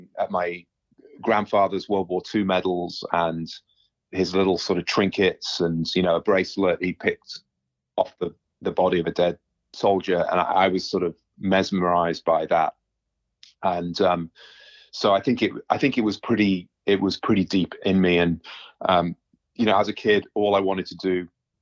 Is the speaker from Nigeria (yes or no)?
no; United Kingdom; moved away as an adult; now in United States